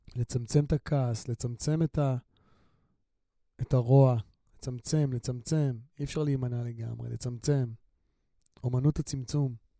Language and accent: Hebrew; Ramla, Central District, Israel; אני גדלתי ברמלה.